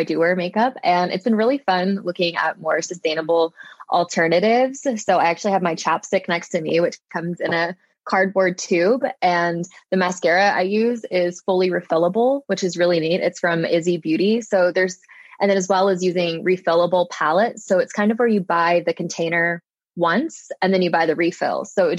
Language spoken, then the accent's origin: English; Little Rock, Arkansas, United States; So I'm from Arkansas.